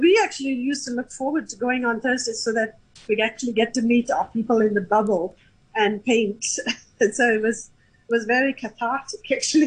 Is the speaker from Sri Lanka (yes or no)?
yes; Sri Lanka; now in Hong Kong; I'm from Sri Lanka